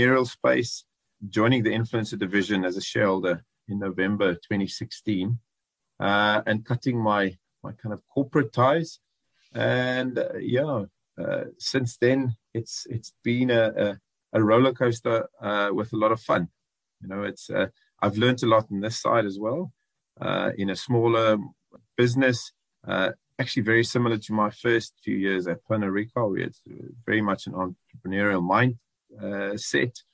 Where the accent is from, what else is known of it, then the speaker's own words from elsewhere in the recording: George, Western Cape, South Africa; also born or lived in Johannesburg; I grew up in George, so a small town boy